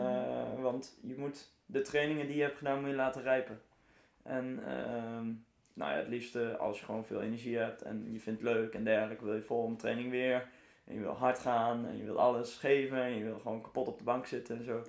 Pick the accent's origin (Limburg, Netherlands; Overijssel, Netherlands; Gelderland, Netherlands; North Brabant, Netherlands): Gelderland, Netherlands; Arnhem; ik kom uit Arnhem